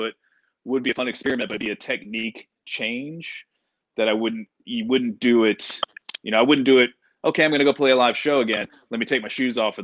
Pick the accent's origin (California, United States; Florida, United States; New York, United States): Florida, United States; Panama City; I grew up in Panama City, Florida